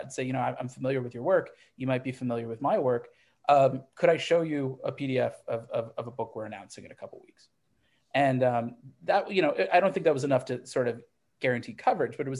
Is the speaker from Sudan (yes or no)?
no; Midwest, United States; I grew up in the Midwest